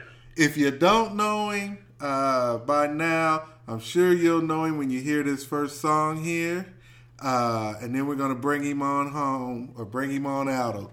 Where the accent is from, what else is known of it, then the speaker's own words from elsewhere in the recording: Wichita, Kansas, United States; I'm actually from Wichita.